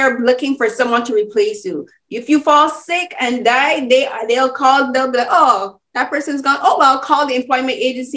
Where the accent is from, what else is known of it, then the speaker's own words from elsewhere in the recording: Barbados; I'm from, as I said, I'm from Barbados